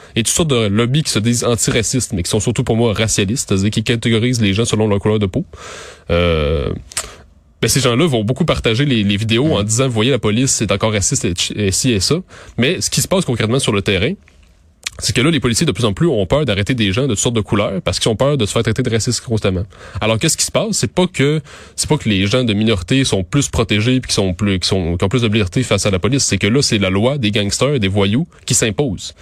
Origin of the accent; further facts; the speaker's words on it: Montérégie, Quebec, Canada; moved away as an adult; now in Montreal, Canada; je viens de la, de Montérégie